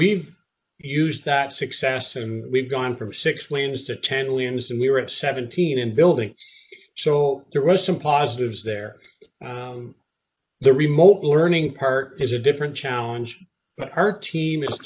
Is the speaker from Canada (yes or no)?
yes; Canada; moved away; my wife and I are both born and raised in Canada